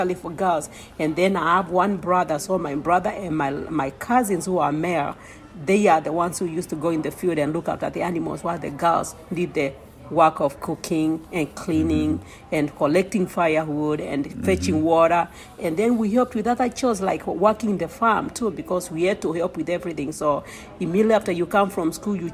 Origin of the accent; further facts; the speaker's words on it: Machakos, Machakos County, Kenya; now in Memphis, United States; I was born in Kenya, in the eastern part of Kenya, in a little town called Machakos